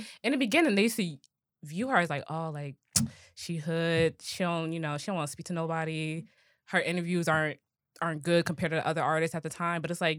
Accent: Nigeria; as a Nigerian gal.

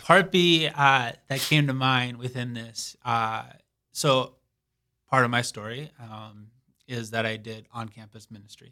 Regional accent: Saint Paul, Minnesota, United States; moved away as an adult; now in Sioux Falls, United States; I am originally from Saint Paul, Minnesota

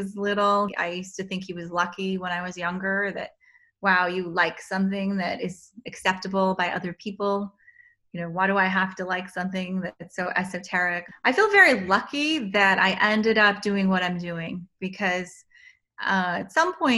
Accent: New Jersey, United States; also born or lived in California / Korea; I was born in California, but mostly raised in New Jersey. Spent a year in Korea, but I don't remember that. And basically moved to New Jersey when we were three.

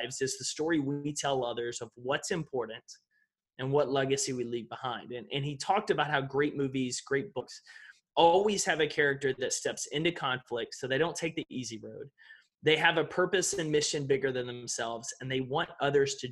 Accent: East Texas, United States; I grew up in East Texas

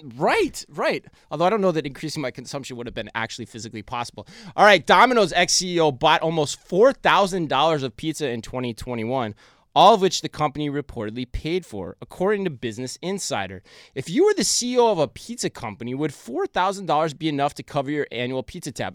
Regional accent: Arizona, United States; moved away; my home state of Arizona

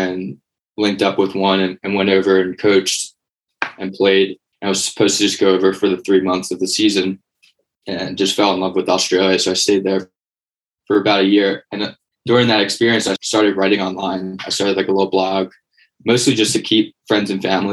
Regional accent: Conshohocken, Pennsylvania, United States; moved away as an adult; also born or lived in Bethlehem, Pennsylvania; now in Austin, United States; Was born and raised in Conshohocken.

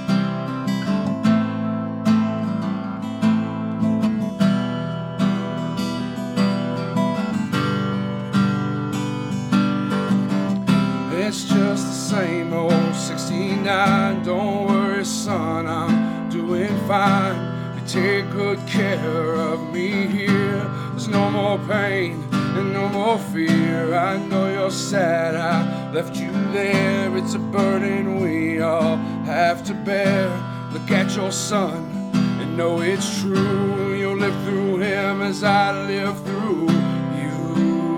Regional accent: Kingsport, Tennessee, United States; I am from Kingsport

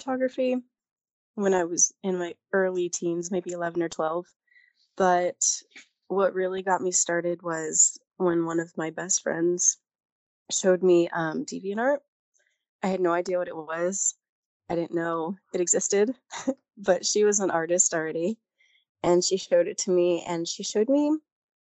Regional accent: California, United States; moved away as an adult; also born or lived in Japan; I am from California. I just got back from Japan a few years ago, and I'm now in Southern California.

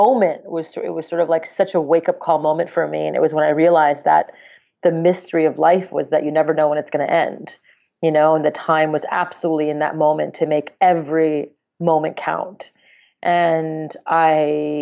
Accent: Montreal, Quebec, Canada; now in United States; I grew up in Montreal, Canada, in the suburbs of Montreal

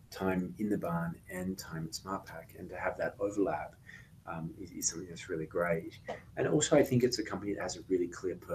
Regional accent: Australia; also born or lived in United Kingdom; now in United States; So I was born in the UK, um, spent time growing up in Australia, and, and have spent most of my life in the United States.

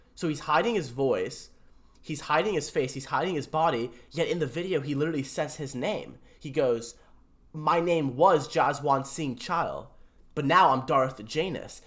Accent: New York, United States; I'm from New York.

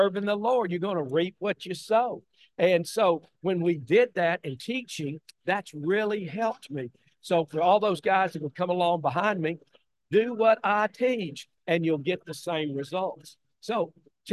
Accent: Tennessee, United States; born or raised there

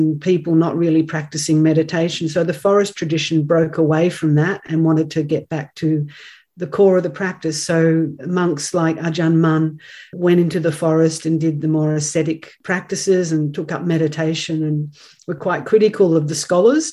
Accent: Australia; as an Australian native

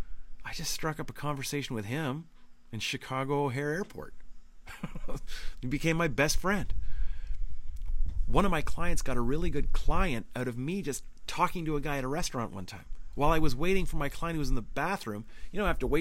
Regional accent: Northern Ontario, Canada; I'm from Northern Ontario. Having a cottage is a big deal. It's a part of my soul

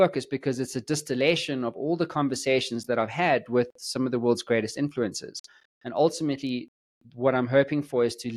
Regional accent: South Africa; I'm from South Africa

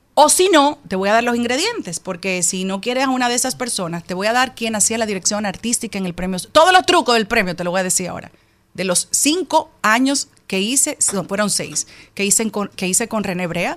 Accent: Dominican Republic; una dominicana como tú

